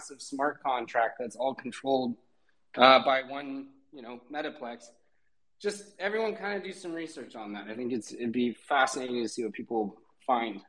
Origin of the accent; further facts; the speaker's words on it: Portland, Oregon, United States; now in Portugal; I'm from Portland, Oregon, where I would surf out there